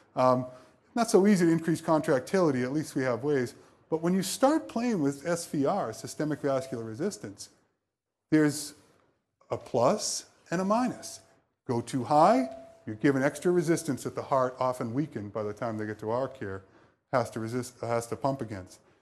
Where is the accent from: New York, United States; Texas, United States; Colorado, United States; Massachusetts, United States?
Massachusetts, United States; Boston; moved away; I'm from Boston